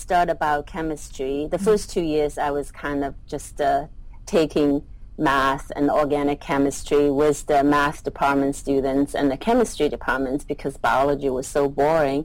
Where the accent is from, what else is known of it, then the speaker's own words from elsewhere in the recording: Shanghai, China; moved away; also born or lived in northern China (coal mining city) / Chinese countryside; I grew up mostly in Shanghai, and then I also spent a few years in the northern part of the country in a coal mining city, and then I spent some years in the countryside